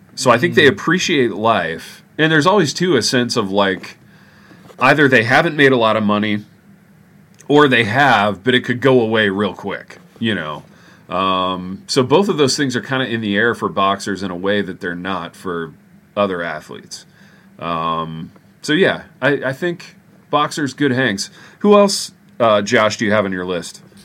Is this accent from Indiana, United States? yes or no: yes; Indiana, United States; now in Jackson, United States; I'm from Indiana.